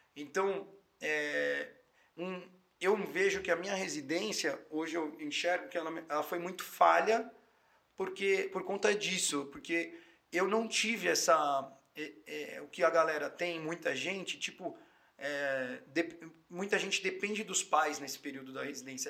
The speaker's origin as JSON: {"language": "Portuguese", "region": "São Paulo", "country": "Brazil", "tie": "born or raised there", "said": "eu sou da Zona Norte de São Paulo, paulistano, criado, nascido lá"}